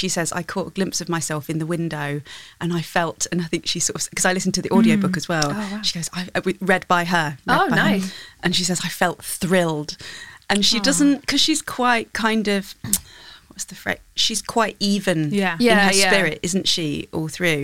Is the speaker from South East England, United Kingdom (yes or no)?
no; Leicester, East Midlands, United Kingdom; now in London, United Kingdom; I'm from Leicester and I moved to London